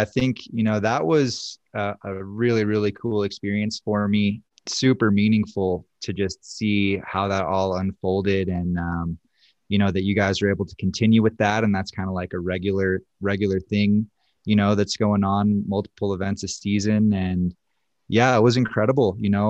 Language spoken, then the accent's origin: English; East Coast, United States; growing up on the East Coast, my local hill, Apsky Mountain, was kind of like a big skate park.